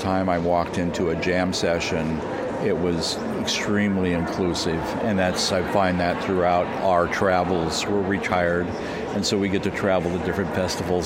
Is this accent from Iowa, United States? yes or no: no; Flagler Beach, Florida, United States; We're from Flagler Beach, Florida